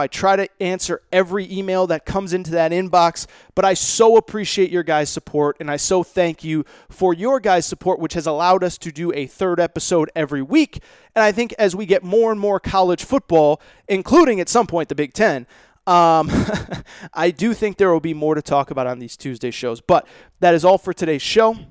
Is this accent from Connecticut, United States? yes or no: yes; Connecticut, United States; Mohegan Sun, which is not far from where I grew up in Connecticut